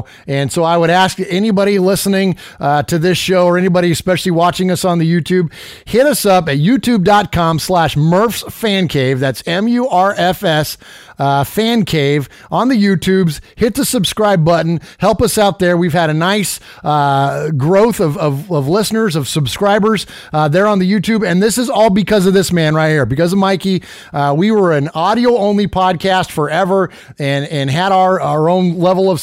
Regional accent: San Jose, California, United States; moved away as an adult; now in Nashville, United States; I'm from San Jose, California

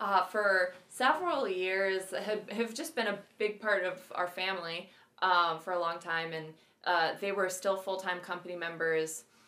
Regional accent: Iowa, United States; also born or lived in Columbia, South Carolina; now in Minnesota, United States; I love living in Minnesota. I love being Minnesotan. I'm originally from Iowa. Never felt a strong affinity for my home state, necessarily.

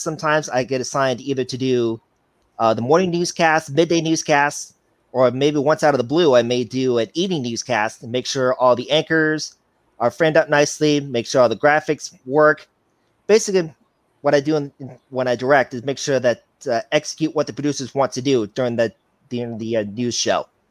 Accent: Chicago, Illinois, United States; now in Cedar Rapids, United States; I'm from Cedar Rapids, Iowa. I'm originally from Chicago, Illinois

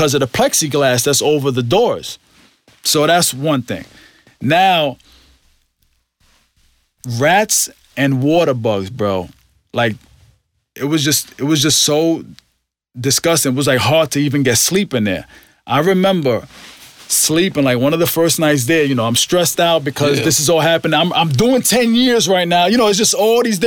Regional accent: New York, United States; I'm from New York

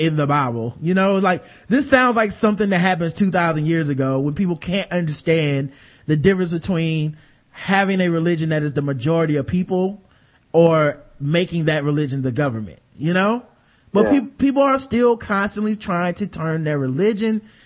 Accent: North Carolina, United States; North Carolina, my home state

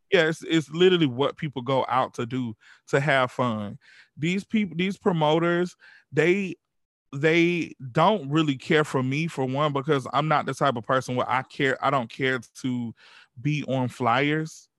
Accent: Georgia, United States; we grew up in the South. We grew up in Georgia.

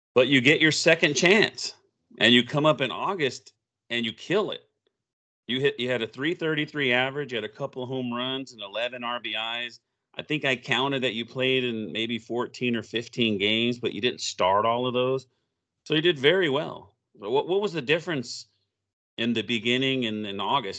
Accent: Oklahoma, United States; I grew up in Oklahoma, so I'm a big O U fan

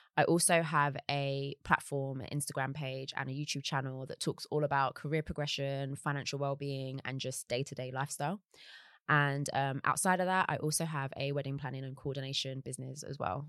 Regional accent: London, United Kingdom; also born or lived in Surrey Quays / Deptford / Bermondsey / Peckham; I grew up in South East London

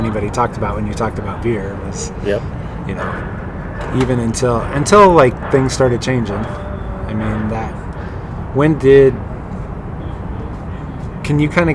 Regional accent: Colorado, United States; growing up in Colorado, I didn't really know my own beer history here.

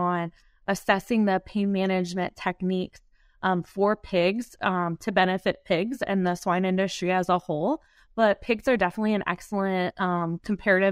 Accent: Ohio, United States; moved away; also born or lived in North Carolina; I'm originally from Ohio, grew up in 4-H

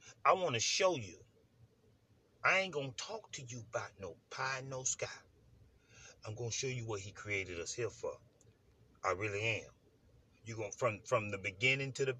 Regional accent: United States; growing up in America being black

